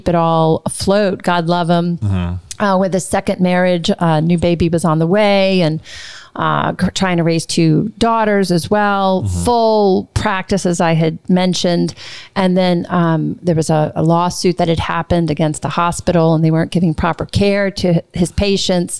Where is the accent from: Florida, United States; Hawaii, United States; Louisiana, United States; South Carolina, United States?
Louisiana, United States; New Orleans; moved away as an adult; also born or lived in Dallas / New York / Los Angeles / Vancouver; growing up in New Orleans